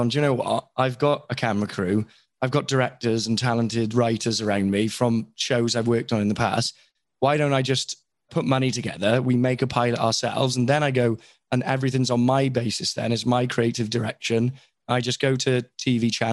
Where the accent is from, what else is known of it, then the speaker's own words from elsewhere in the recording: Wales, United Kingdom; I'm Welsh.